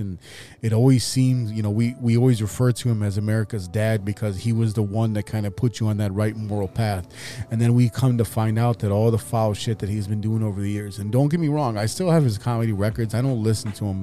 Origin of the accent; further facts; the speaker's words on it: Chicago, Illinois, United States; I am from Chicago